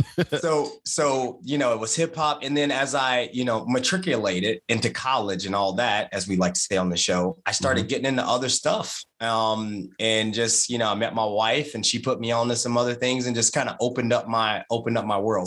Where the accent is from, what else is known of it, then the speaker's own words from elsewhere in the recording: Martinsville, Virginia, United States; I'm from Martinsville, Virginia